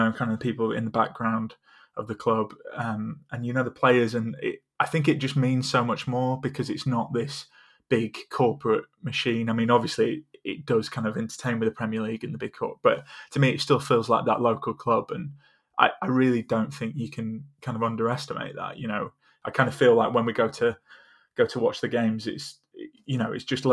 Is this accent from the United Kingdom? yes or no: yes; Huddersfield, Yorkshire and the Humber, United Kingdom; also born or lived in Essex; I'm not actually from Huddersfield, I'm from Essex. So I kind of moved up here when I was 7 or 8